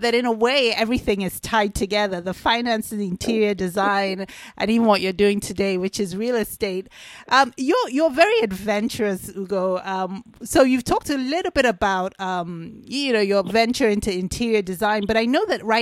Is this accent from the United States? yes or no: no; London, United Kingdom; I was born in London.